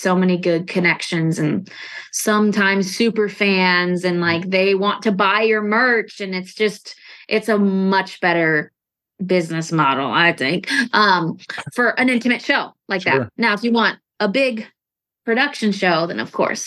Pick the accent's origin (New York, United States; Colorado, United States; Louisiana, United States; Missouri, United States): Missouri, United States; St. Louis; moved away; I'm from St. Louis